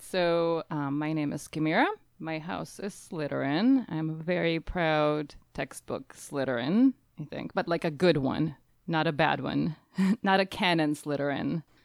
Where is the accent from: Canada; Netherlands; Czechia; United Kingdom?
Czechia; now in Nebraska, United States; I'm originally from the Czech Republic, but I currently am living in Nebraska, in the U S